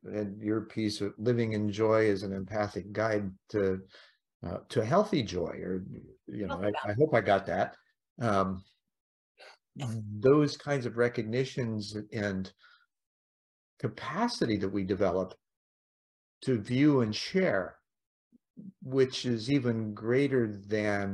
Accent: Indiana, United States; moved away; Grew up there.

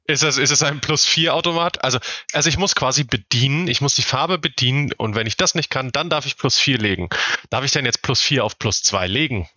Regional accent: Northern Germany, Germany; ich komme auch nicht aus Süddeutschland. Also es gibt keine, keine Brauhaus, Wirtshaus, Biergartenkultur in Norddeutschland

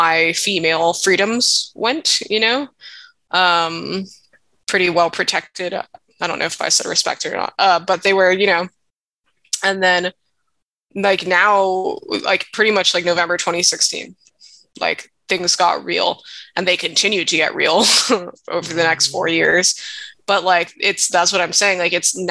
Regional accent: Hawaii, United States; I was born and raised in Hawaii, and being mixed race here

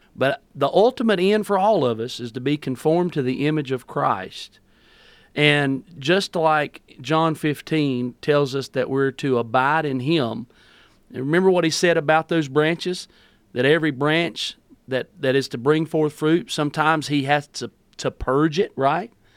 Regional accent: North Carolina, United States; also born or lived in Greensboro, North Carolina; I'm from Coolumee, North Carolina

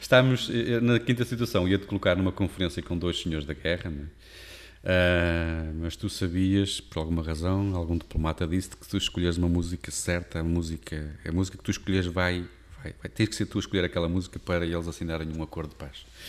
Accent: Porto, Norte, Portugal; moved away as an adult; now in Amarante, Portugal; eu sou tripeiro, nascido e criado

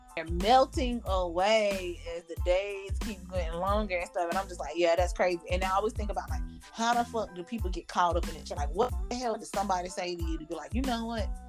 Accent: New York, United States; whenever I go to Mississippi, I'm from New York

